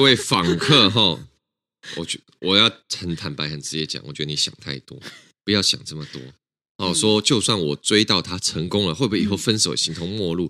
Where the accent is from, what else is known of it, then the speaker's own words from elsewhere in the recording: Taiwan; 我们台湾人